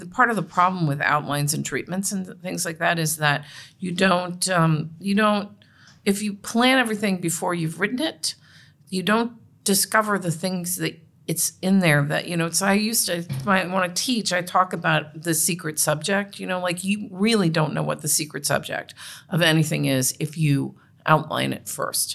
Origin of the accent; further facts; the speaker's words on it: Cincinnati, Ohio, United States; I was raised in Cincinnati in a Catholic, you know, in a Catholic Republican household